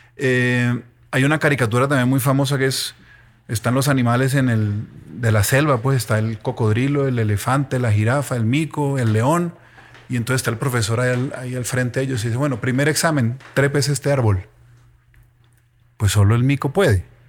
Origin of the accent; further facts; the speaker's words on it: Ibagué, Tolima, Colombia; yo soy de Ibagué